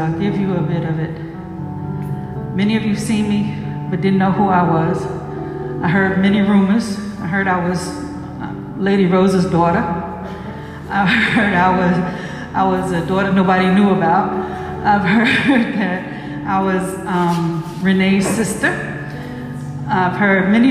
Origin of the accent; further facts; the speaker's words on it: United States; moved away; also born or lived in Atlanta / Africa; I'm African American. I have roots out of Ghana too